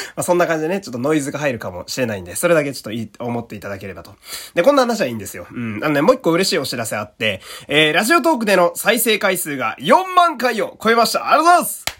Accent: Fukui, Japan; 私の地元の福井県

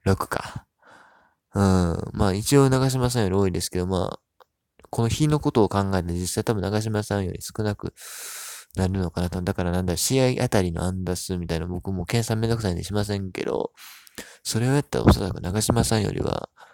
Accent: Hyogo, Japan; 僕も兵庫県出身

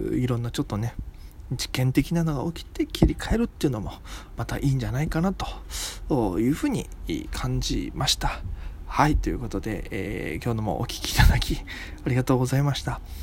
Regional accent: Okinawa, Japan; accent: Okinawan intonation; moved away; 僕がただ あの沖縄出身なんでねちょっとイントネーション沖縄っぽくなっちゃうんですけども

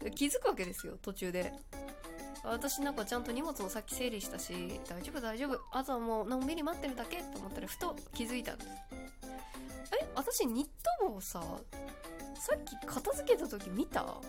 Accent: Kagoshima, Japan; 私も鹿児島出身なので

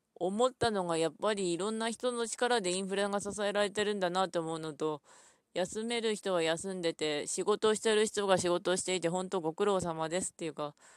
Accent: Ishikawa, Japan; 石川県なので私の出身

